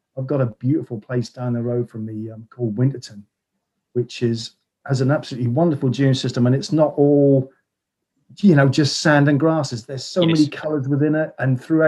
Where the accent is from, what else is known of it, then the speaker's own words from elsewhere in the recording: Norfolk, East of England, United Kingdom; I'm from Norfolk